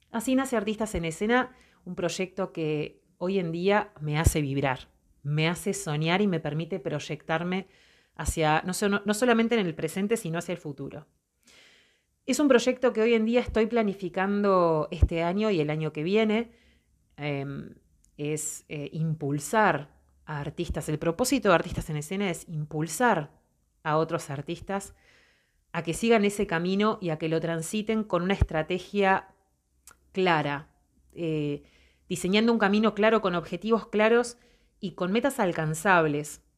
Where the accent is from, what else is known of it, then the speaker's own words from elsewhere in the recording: Montevideo, Uruguay; soy de Montevideo, Uruguay soy artista